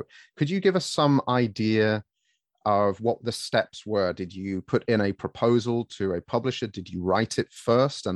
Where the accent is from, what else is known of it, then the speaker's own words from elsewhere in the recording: England, United Kingdom; I'm from England